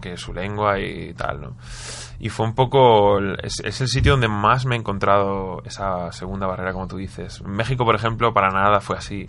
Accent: Spain; éramos un grupo que venía de España cantando en inglés

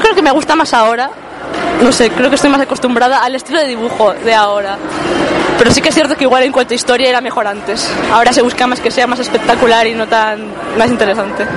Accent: Burgos, Castile and León, Spain; siendo burgalés

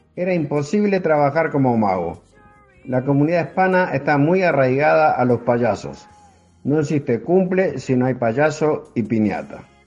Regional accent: Uruguay; now in Houston, United States; Soy uruguayo y actualmente resido en Estados Unidos

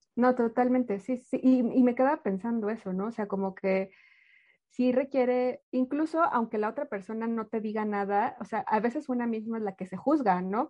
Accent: Mexico; hablo por México, yo soy mexicana

